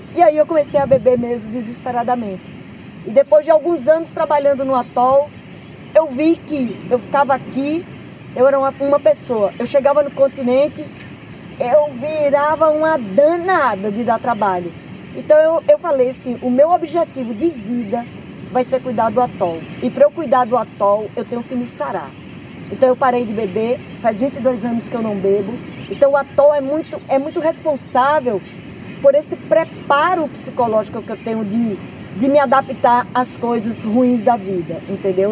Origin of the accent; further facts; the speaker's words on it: Pipa, Rio Grande do Norte, Brazil; eu fui criada em Pipa, né? Com a comunidade pesqueira. Tibau do Sul, Pipa, Cibaúma.